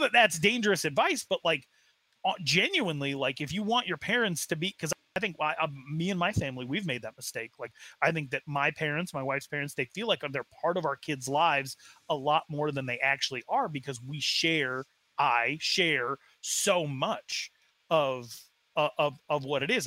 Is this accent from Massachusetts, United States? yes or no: no; Arizona, United States; I was raised in Arizona, very far away from the reservation.